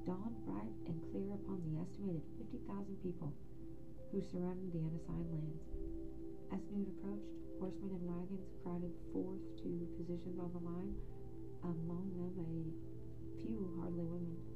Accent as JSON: {"language": "English", "town": "Guthrie", "region": "Oklahoma", "country": "United States", "tie": "born or raised there", "said": "I was born and raised in Guthrie."}